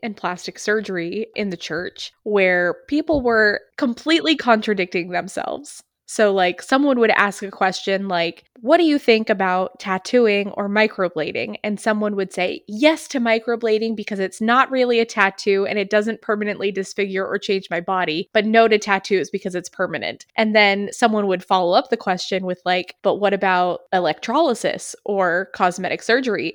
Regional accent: New Hampshire, United States; moved away; where I grew up in New Hampshire

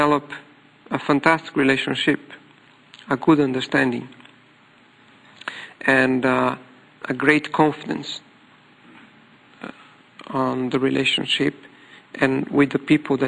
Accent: Brazil; English is a second language; I am Latin American, completely away from Japan, opposite. When Japan is midnight, Brazil is midday

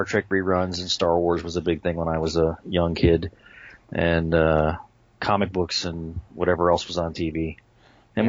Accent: Tampa, Florida, United States; also born or lived in Camp Lejeune, North Carolina / Honolulu, Hawaii / New York; I was born and raised in Tampa, Florida, but I was a military brat, so we moved around a lot when I was very young

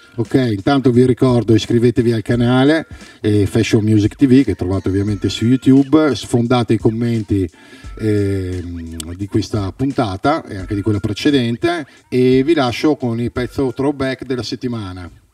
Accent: Verona, Veneto, Italy; noi siamo di Verona

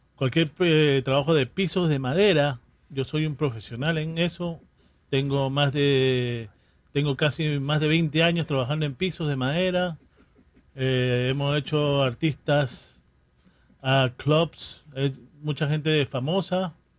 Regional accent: New York City, New York, United States; la gente de Jackson Heights, Corona, Queens. Ahí crecí yo

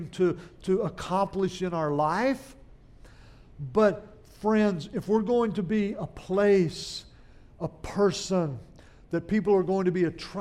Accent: central Oklahoma, United States; moved away as an adult; now in Louisiana, United States; I didn't make it to Louisiana till I was 18 years old, back in 1981. And I grew up in Oklahoma, and up in little towns in central Oklahoma

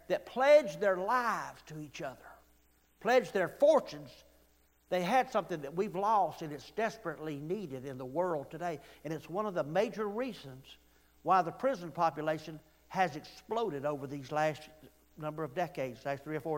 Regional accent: Weaver, Alabama, United States; when I grew up in Weaver, Alabama

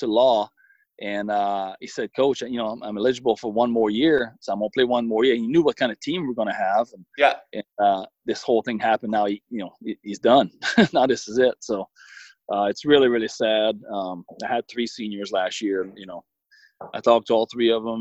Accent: Rivière-du-Loup, Quebec, Canada; English is a second language; moved away; my hometown, Rivière du Loup

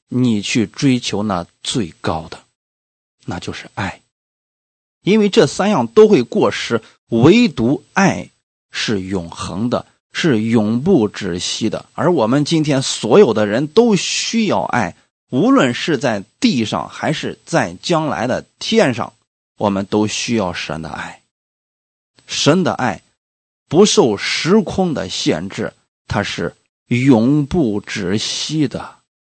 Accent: China; 我们中国人一年下来平均三个人能看一本书吧

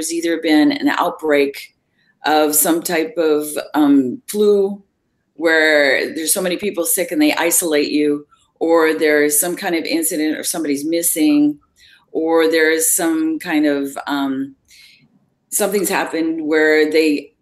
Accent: Oregon, United States; I'm an Oregonian from Oregon

